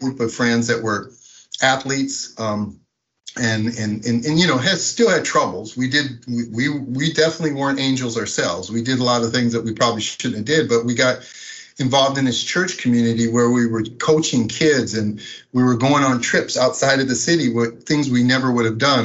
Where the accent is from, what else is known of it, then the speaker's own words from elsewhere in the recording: Minneapolis, Minnesota, United States; I grew up in Minneapolis, Minnesota.